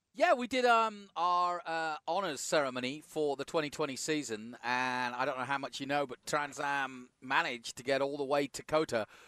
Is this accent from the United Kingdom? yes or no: yes; United Kingdom; as a Brit